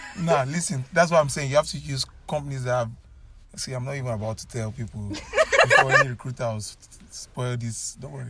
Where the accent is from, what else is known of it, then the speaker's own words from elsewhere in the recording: Nigeria; moved away as an adult; I came all the way from Nigeria.